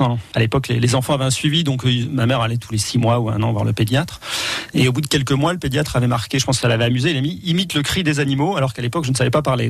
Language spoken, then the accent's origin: French; Orléans, Centre-Val de Loire, France; now in Loire-Atlantique, France; je suis né à Orléans